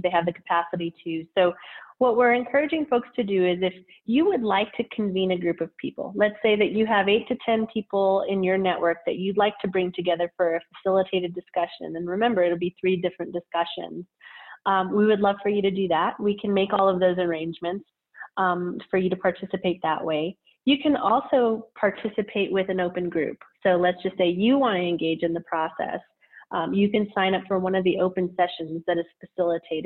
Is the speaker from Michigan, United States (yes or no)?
no; Albuquerque, New Mexico, United States; I was born and raised here in Albuquerque, New Mexico, in the South Valley, where I still reside today